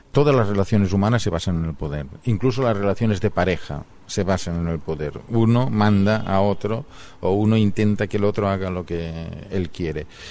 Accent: Barcelona, Catalonia, Spain; first language Catalan; Spanish is a second language; tengo pasaporte español porque nacido en Barcelona y Barcelona en estos momentos está en España

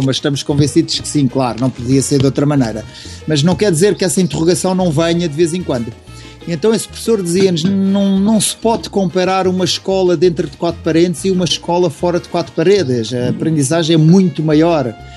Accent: Lisbon, Portugal; eu sou de Lisboa, mas os meus pais são do Alentejo

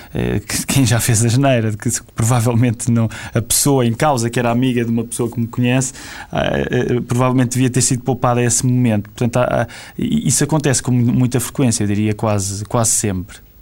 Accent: Queluz, Lisbon, Portugal; also born or lived in Amadora; isto acontece na Igreja Batista de Queluz, de onde, onde eu cresci, porque os meus pais vivem na Amadora

